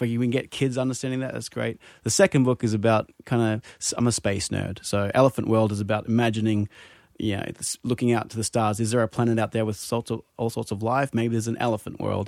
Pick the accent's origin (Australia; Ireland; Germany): Australia; Brisbane, Queensland; also born or lived in Lake Tahoe; now in San Diego, United States; Originally from Brisbane, Australia